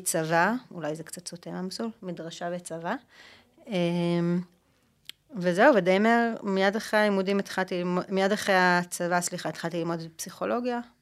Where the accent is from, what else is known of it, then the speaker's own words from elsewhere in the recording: Jerusalem, Jerusalem District, Israel; אני ירושלמית, אה, אנחנו גדלנו באותה שכונה בעצם